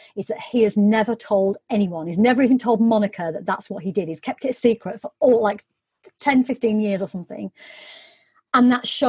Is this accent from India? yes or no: no; United Kingdom